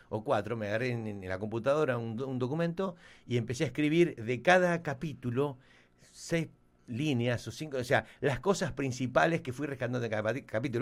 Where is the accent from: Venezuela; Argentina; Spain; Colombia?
Argentina; moved away as an adult; now in Miami, United States; nosotros somos, nacimos en Argentina, digo, vivimos acá hace muchos, muchos años